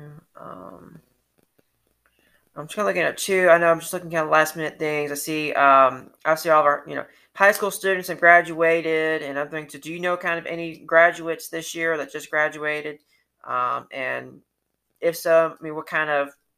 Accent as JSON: {"language": "English", "town": "Atlanta", "region": "Georgia", "country": "United States", "tie": "born or raised there", "moved": "as an adult", "lives_now": "Sylvania, United States", "said": "I grew up in Atlanta, from Atlanta."}